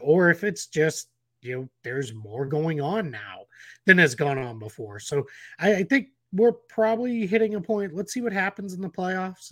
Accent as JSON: {"language": "English", "town": "Boston", "region": "Massachusetts", "country": "United States", "tie": "born or raised there", "said": "I grew up in Boston in the Larry Bird, uh, era"}